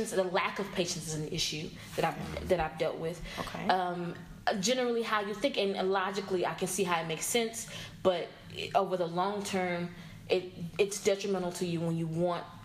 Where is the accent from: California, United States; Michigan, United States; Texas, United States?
Texas, United States; Dallas; born and raised here in Dallas. Um, I grew up in Oak Cliff, educated in DISD schools.